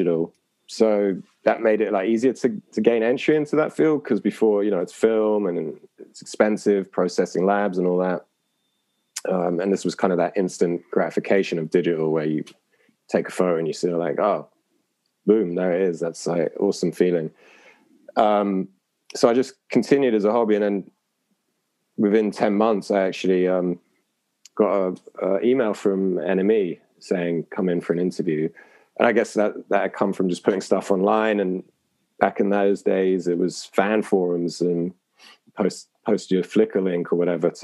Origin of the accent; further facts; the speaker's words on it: London, United Kingdom; I grew up in London